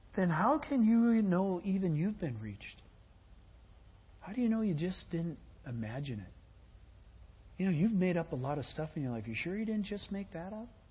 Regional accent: Midwest, United States; I come from the Midwest

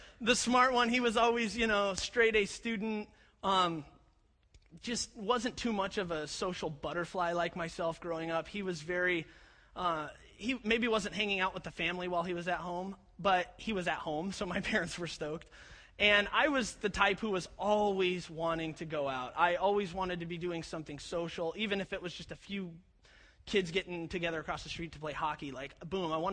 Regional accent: Colorado Springs, Colorado, United States; I was born in Colorado Springs, Colorado

